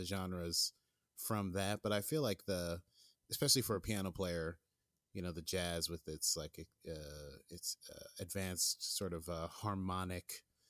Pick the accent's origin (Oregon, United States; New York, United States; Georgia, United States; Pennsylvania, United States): New York, United States; New York City; I grew up here. I was born and raised in Brooklyn